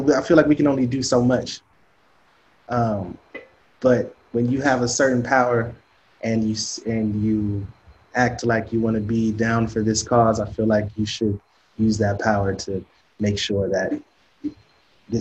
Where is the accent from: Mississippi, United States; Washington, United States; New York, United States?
Washington, United States; Seattle; Growing up in Seattle